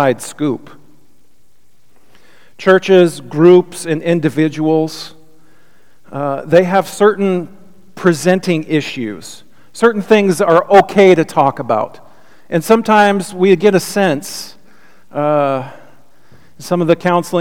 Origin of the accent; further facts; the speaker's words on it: United States; the churches that I grew up here with in the United States